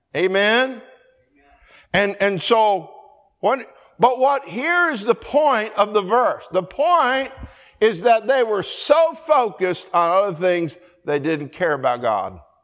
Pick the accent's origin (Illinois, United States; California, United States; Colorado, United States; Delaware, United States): Colorado, United States; I grew up in Colorado